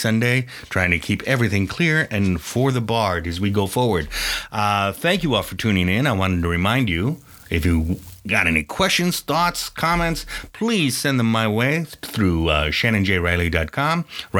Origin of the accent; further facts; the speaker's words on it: Ireland; because I'm Irish and we try to get the most out of everything.